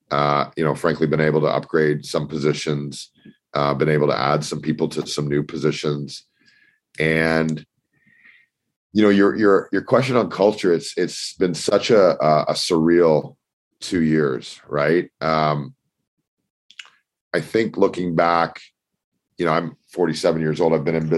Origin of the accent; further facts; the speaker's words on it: Toronto, Ontario, Canada; So I grew up in Toronto. I lived in Singapore and Australia for a couple of years after my university degree.